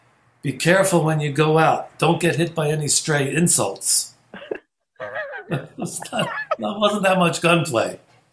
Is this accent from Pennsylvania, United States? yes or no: yes; Philadelphia, Pennsylvania, United States; moved away; also born or lived in New York; So growing up in Logan was really fascinating. My saving grace was we had the same house for 20 years. The first 20 years of my life, I was in the same house.